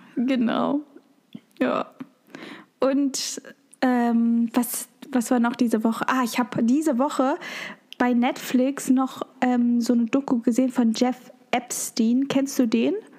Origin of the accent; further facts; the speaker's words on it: Germany; Bei uns in Deutschland